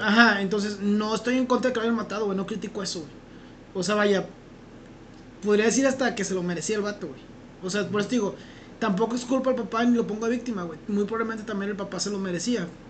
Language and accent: Spanish; Mexico; nosotros como mexicanos